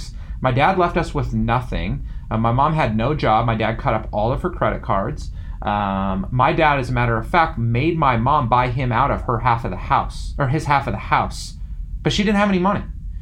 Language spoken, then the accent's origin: English; Yorba Linda, California, United States; I grew up in Yorba Linda, California